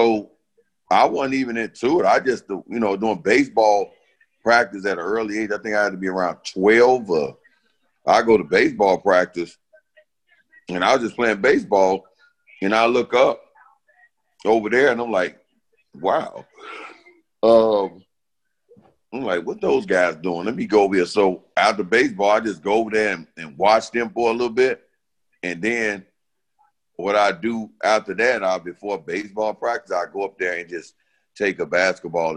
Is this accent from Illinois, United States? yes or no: yes; Chicago, Illinois, United States; I grew up in the Franklin Park area